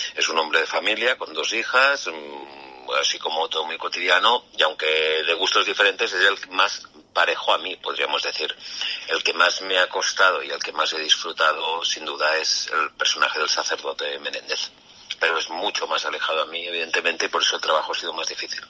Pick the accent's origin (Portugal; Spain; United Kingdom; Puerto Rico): Spain; Calella, Catalonia; moved away as an adult; also born or lived in Barcelona; now in Madrid, Spain; Yo soy de Calella, Barcelona, de un pueblecito ahí